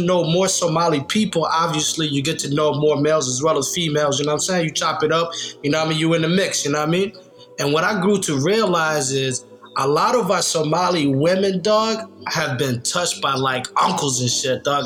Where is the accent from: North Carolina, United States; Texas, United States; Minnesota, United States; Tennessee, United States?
Tennessee, United States; Nashville; I grew up in Nashville, Tennessee